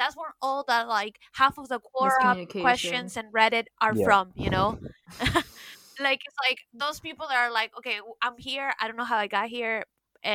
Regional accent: Miami, Florida, United States; also born or lived in Peru; now in New York, United States; I was raised in the United States, but I'm from Miami and from Peru

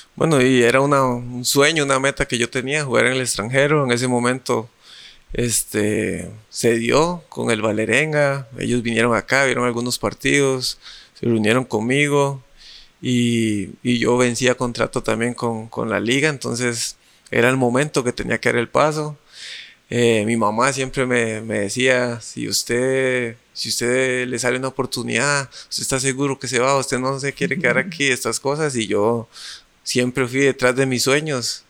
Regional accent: San José, Costa Rica; como yo soy de Parados, de San José

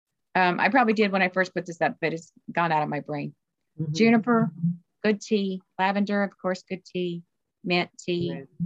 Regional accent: the South, United States; I'm from the South.

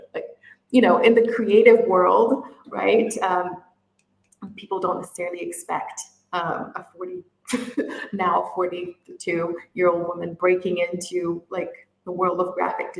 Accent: Brazil; also born or lived in United Kingdom; now in Middle East; I'm originally from Brazil and I live in the Middle East

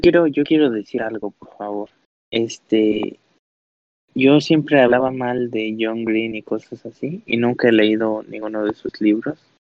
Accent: Mexico City, Mexico; soy de la Ciudad de México

